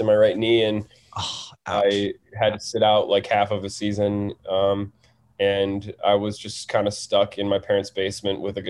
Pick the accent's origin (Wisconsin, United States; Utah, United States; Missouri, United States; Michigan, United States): Wisconsin, United States; Madison; moved away as an adult; now in Los Angeles, United States; I'm from Madison, Wisconsin